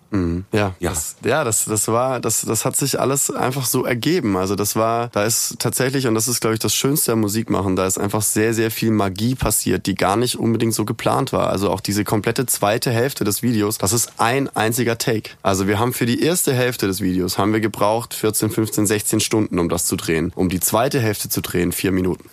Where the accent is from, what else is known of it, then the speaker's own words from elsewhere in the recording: Nürtingen, Baden-Württemberg, Germany; also born or lived in Stuttgart; Ich komme ja ursprünglich aus Nürtingen